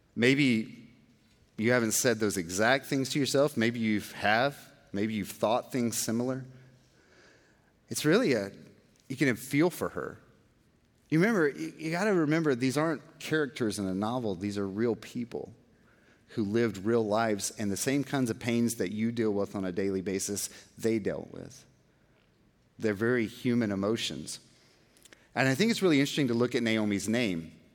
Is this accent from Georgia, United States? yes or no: yes; Georgia, United States; now in Texas, United States; I'm from Georgia and I'm in Texas